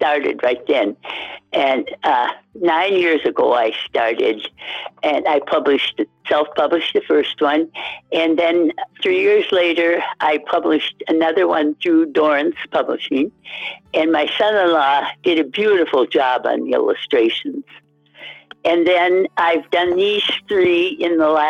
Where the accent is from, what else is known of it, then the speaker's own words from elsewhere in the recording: Hermantown, Minnesota, United States; I'm from Hermantown in the Duluth, Minnesota area